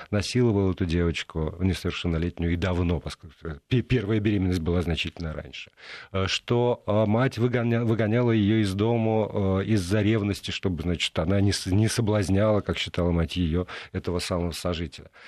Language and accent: Russian; Perm, Perm Krai, Russia; Пермь — это го, место, где родился Заратустра, Дягилев и я